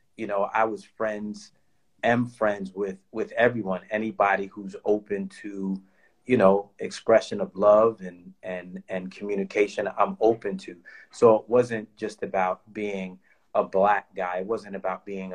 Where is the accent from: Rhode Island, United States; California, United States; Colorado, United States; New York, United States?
New York, United States; New York City; I grew up in the Bronx in New York